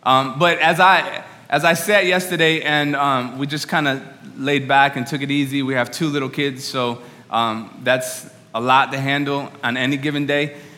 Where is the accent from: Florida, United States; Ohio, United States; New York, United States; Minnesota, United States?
New York, United States; By the way, I'm from New York. You can talk back to me, all right?